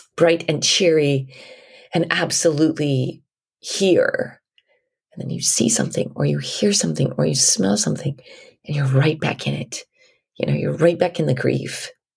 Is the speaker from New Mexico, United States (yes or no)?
yes; New Mexico, United States; We're from New Mexico.